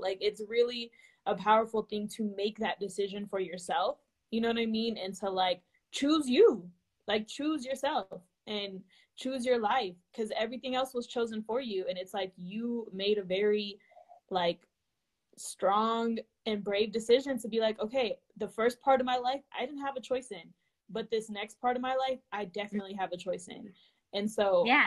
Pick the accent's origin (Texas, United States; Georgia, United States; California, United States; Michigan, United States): California, United States; being from California